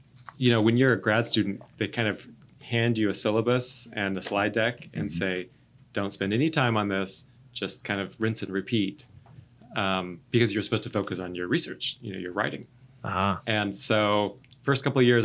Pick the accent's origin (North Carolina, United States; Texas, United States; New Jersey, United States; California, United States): California, United States; now in Columbia, South Carolina, United States; I grew up in California